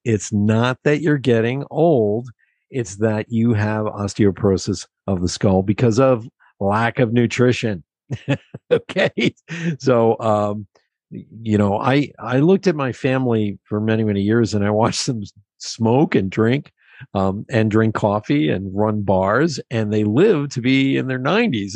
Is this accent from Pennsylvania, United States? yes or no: yes; Pennsylvania, United States; I grew up in Pennsylvania.